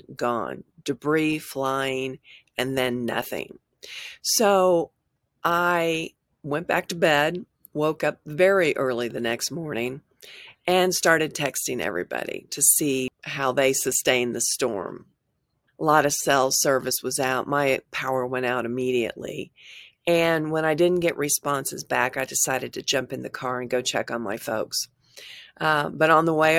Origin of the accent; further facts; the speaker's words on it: Tulsa, Oklahoma, United States; moved away as an adult; also born or lived in California; I grew up in Tulsa. Although I spent 18 years in California